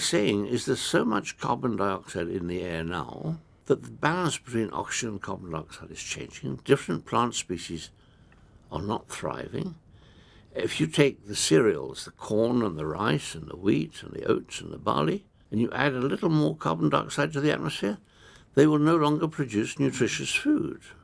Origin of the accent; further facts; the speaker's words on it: Kenya; I come from Africa. I come from a country that has got uh, a number of different religions